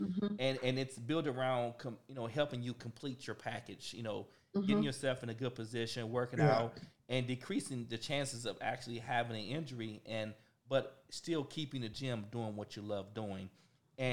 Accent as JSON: {"language": "English", "region": "Arkansas", "country": "United States", "moved": "yes", "lives_now": "Texas, United States", "said": "I'm from Arkansas"}